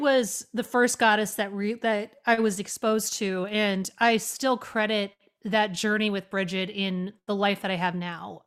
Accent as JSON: {"language": "English", "region": "Oregon", "country": "United States", "tie": "born or raised there", "also_born_or_lived": "New York City", "moved": "as an adult", "said": "I grew up in Oregon, which is a very secular place, honestly"}